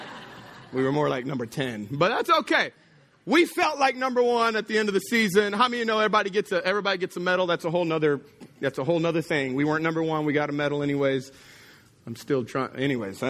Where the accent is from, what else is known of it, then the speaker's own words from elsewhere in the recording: Texas, United States; now in Louisiana, United States; I grew up in Texas